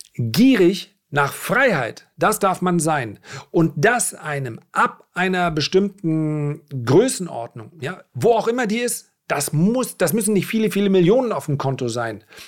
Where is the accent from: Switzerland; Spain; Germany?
Germany; Northern Germany; bei uns in Norddeutschland